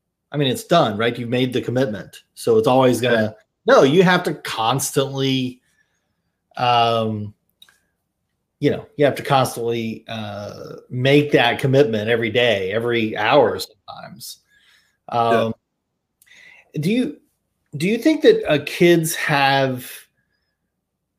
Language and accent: English; Louisiana, United States; I grew up in Louisiana.